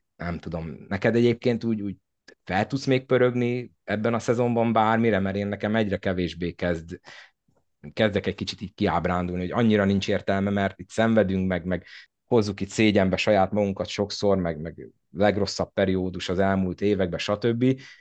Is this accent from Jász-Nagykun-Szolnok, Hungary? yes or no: yes; Szolnok, Jász-Nagykun-Szolnok, Hungary